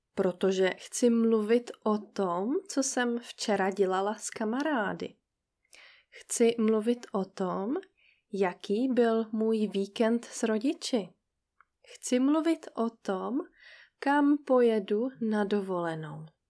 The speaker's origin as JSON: {"language": "Czech", "country": "Czechia", "also_born_or_lived": "Brest, France", "moved": "as an adult", "said": "žili jenom tři Češky. Z nich jedna jsem byla já."}